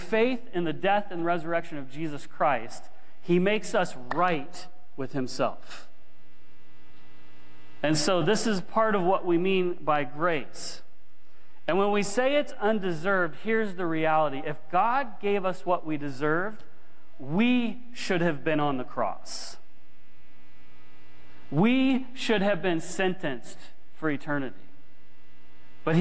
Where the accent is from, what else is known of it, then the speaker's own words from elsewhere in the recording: United States; now in Canada; I grew up in the States